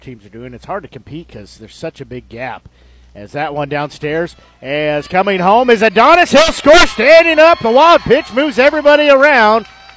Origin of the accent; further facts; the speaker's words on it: United States; I know from growing up in Nevada